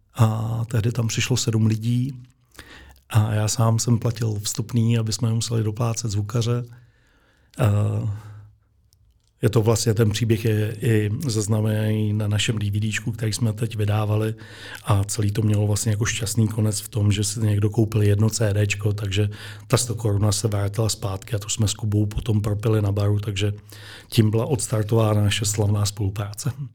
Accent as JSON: {"language": "Czech", "region": "Moravia", "country": "Czechia", "tie": "born or raised there", "moved": "yes", "lives_now": "Kutná Hora, Czechia", "said": "Já pocházím z Moravy, eh, z malé vesnice"}